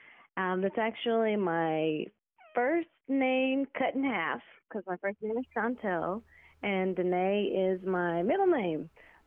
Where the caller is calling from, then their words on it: Las Vegas, Nevada, United States; also born or lived in Oglala Nation, South Dakota; I'm calling in from Las Vegas, Nevada.